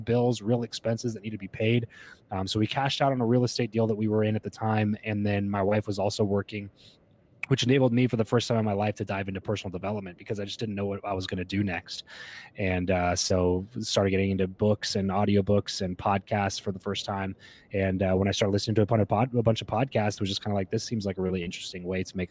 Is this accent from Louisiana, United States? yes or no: no; Southern California, United States; also born or lived in Fresno, California; I grew up in Southern California, moved up to Central California after we graduated from school.